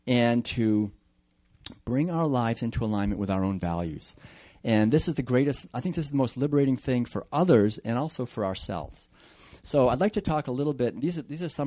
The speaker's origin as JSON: {"language": "English", "town": "Concord", "region": "Massachusetts", "country": "United States", "tie": "born or raised there", "said": "I was born and raised in Concord, Massachusetts back in the 50s"}